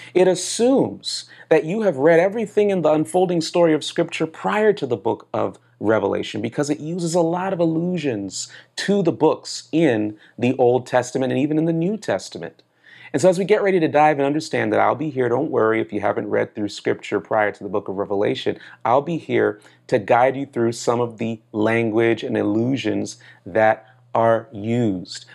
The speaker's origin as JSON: {"language": "English", "region": "South Florida", "country": "United States", "tie": "born or raised there", "also_born_or_lived": "Manhattan, New York / Brooklyn, New York", "said": "I was born in Manhattan, New York. I was raised in Brooklyn, New York. I grew up in South Florida"}